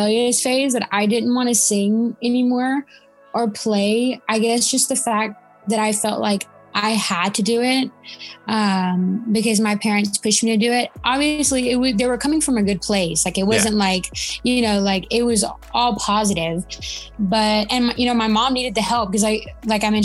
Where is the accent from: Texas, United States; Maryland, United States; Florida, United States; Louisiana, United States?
Texas, United States; Laredo; also born or lived in Alabama; I live in Laredo